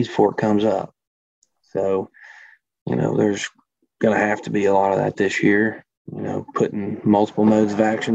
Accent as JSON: {"language": "English", "town": "Memphis", "region": "Tennessee", "country": "United States", "tie": "born or raised there", "moved": "as an adult", "lives_now": "Good Hope, Illinois, United States", "said": "Was born in Memphis"}